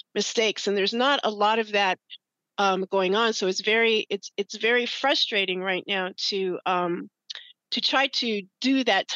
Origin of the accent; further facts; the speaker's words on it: Great Falls, Montana, United States; moved away; also born or lived in Washington; I was raised in Great Falls, Montana, in a military town by my Black father and my Native American mother.